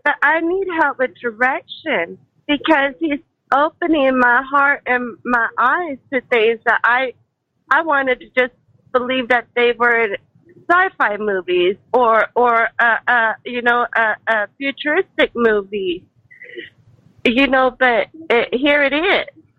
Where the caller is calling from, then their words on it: Tomball, Texas, United States; from Tomball, Texas.